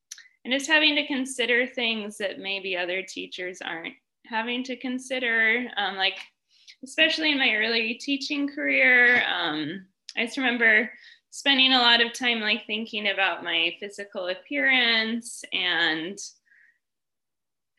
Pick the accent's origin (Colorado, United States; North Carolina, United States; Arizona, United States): Colorado, United States; moved away as an adult; also born or lived in Shanghai; now in China; I'm from Colorado in the U.S. originally, and I'm in China right now.